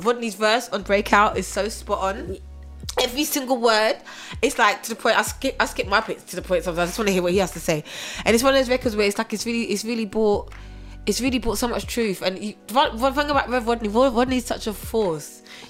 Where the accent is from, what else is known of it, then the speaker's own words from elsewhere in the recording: England, United Kingdom; also born or lived in Germany; growing up in Germany is a big influence of hip hop and R&B and American army base. So a lot of any TV shows you saw were always American. When I come back to England, obviously, it was very British.